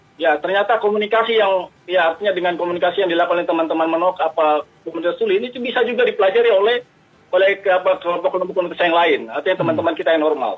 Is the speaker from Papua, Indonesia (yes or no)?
yes; Papua, Indonesia; kita orang Papua sendiri